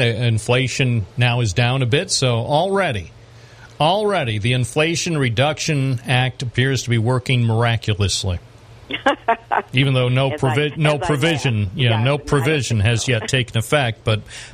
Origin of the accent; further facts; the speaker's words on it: Endwell, New York, United States; when I was a kid growing up in Endwell